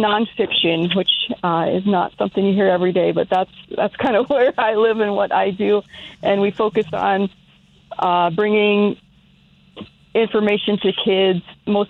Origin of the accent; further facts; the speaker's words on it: South Dakota, United States; also born or lived in Philadelphia / Minnesota; So I was born outside of Philadelphia, but I spent most of my life growing up here in South Dakota and lived in Minnesota for 15 years or so, and I'm back in South Dakota now.